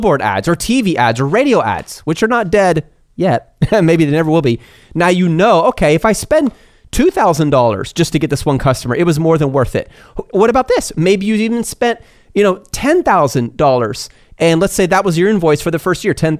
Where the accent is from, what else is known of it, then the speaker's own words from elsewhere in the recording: United States; I'm an American